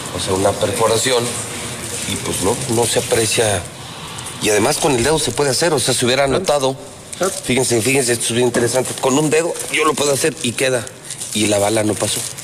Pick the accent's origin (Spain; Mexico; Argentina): Mexico; del mismo barrio donde yo nací, que es el barrio del Encino